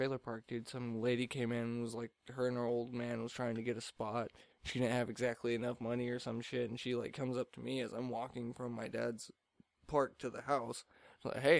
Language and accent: English; United States; I didn't grow up on the metric system. I'm American.